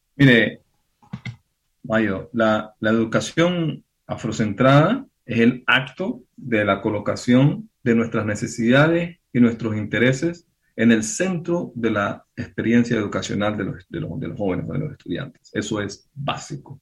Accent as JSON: {"language": "Spanish", "region": "Pacific region", "country": "Colombia", "said": "yo soy del Pacífico"}